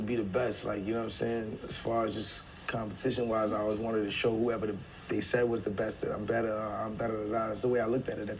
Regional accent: Barbados; I mean, I was raised in Barbados, also in like different places. Like, I'm Bajan.

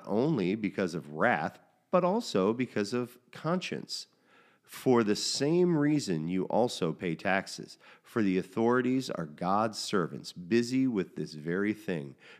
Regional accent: United States; as an American in the 21st century

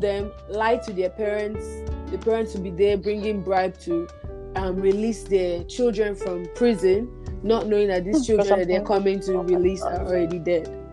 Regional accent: Nigeria; moved away as an adult; now in Canada; I I grew up in Nigeria. I was born and raised there. I only came to Canada um, in 2016, August.

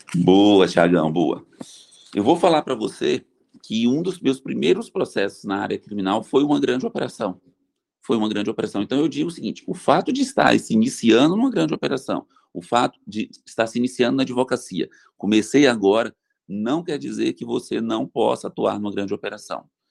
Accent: Bahia, Brazil; moved away as an adult; now in São José do Rio Preto, Brazil; Eu vim da Bahia para fazer faculdade em São José do Rio Preto

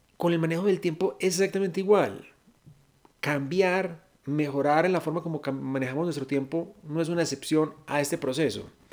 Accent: Venezuela; now in Colombia; yo soy una compatriota venezolana, estoy aquí en Colombia

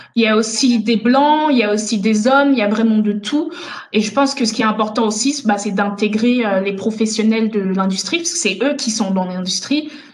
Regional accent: France; also born or lived in Togo / Benin / Germany; je suis née au Togo, j'ai vécu un petit peu au Bénin et puis après j'ai grandi en France

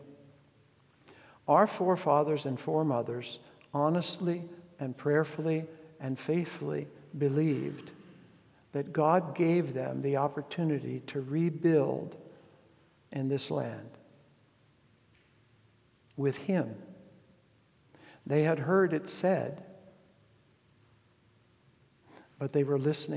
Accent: United States; I was raised in the tail end of that old America

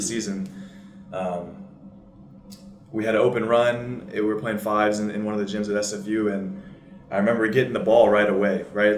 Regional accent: Seattle, Washington, United States; moved away as an adult; also born or lived in Vancouver, Canada; I was born in Seattle, Washington.

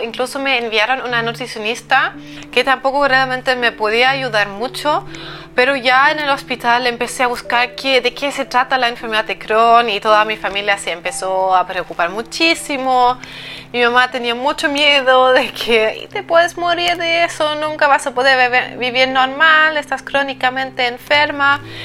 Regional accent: eastern Germany, Germany; moved away as an adult; yo soy del este de Alemania

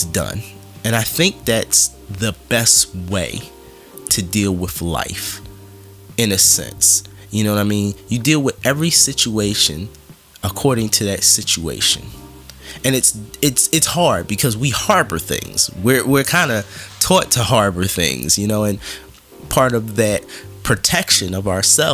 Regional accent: Philadelphia, Pennsylvania, United States; growing up in Philadelphia and having friends in New York and in Jersey and other parts

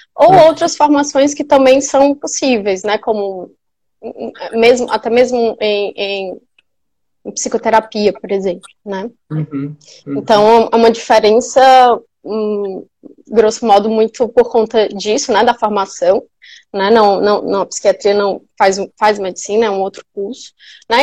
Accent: Piauí, Brazil; moved away as an adult; also born or lived in São Paulo; eu sou piauiense, onde eu voltei agora para morar em Teresina

